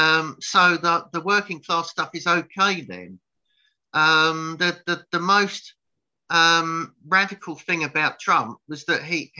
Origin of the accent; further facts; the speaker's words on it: United Kingdom; I'm British